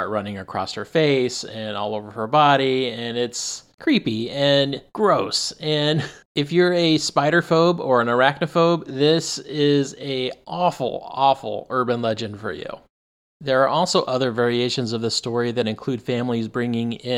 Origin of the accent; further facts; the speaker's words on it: Arizona, United States; I grew up in Arizona